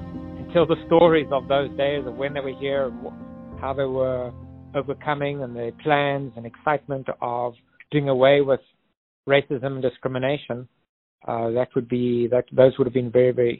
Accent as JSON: {"language": "English", "country": "South Africa", "moved": "yes", "lives_now": "Phoenix, United States", "said": "I'm South African and have experience of living under apartheid"}